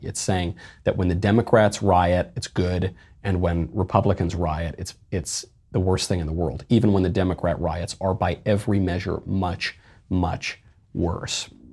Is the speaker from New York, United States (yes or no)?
yes; New York, United States; also my home state, New York